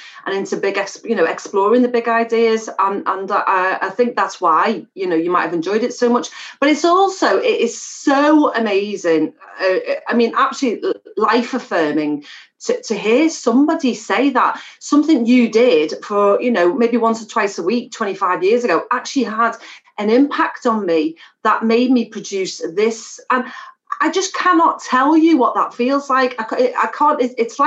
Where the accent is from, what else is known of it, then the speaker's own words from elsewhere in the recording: Liverpool, North West England, United Kingdom; a Scouser